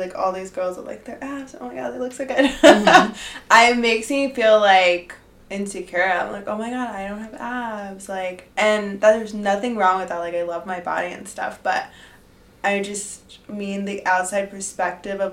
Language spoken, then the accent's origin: English; Miami, Florida, United States; moved away as an adult; now in Madrid, Spain; we're both from Miami